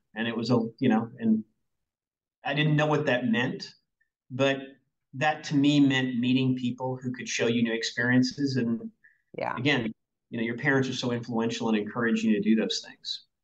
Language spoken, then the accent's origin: English; Berryville, Arkansas, United States; now in Seattle, United States; I grew up in a tiny town in Arkansas, 1,500 people, called Berryville, Arkansas. That's where I grew up.